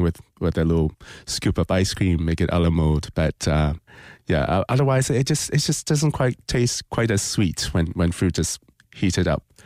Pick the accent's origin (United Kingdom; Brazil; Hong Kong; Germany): Hong Kong; also born or lived in Toronto, Canada; now in Winter Park, United States; growing up in Hong Kong